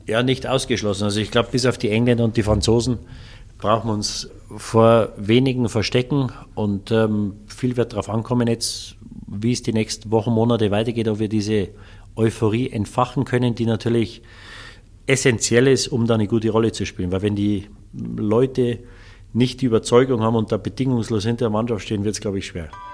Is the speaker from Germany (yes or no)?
yes; Munich, Bavaria, Germany; also born or lived in Waldsassen; ich bin ja in München aufgewachsen